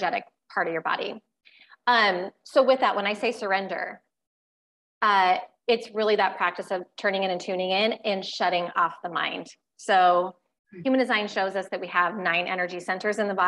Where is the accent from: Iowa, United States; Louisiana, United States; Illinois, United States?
Iowa, United States; I still live in Iowa, unlike you, but born and raised in Iowa